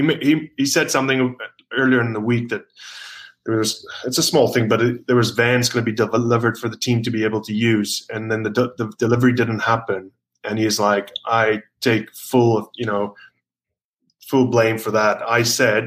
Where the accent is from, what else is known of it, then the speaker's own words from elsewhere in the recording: South Africa; moved away; also born or lived in Glasgow, Scotland / Wales / Newcastle, England; I'm obviously born in South Africa.